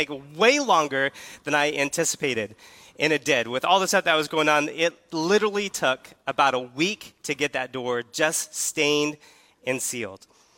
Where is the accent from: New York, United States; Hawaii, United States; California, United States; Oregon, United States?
California, United States; In case you're not familiar with who I am … I came here from California, and I'm so excited to be here at Keystone.